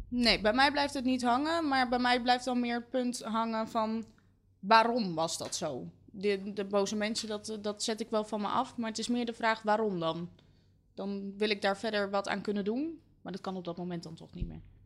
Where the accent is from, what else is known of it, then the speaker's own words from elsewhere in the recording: Leusden, Utrecht, Netherlands; Ik kom uit Leusden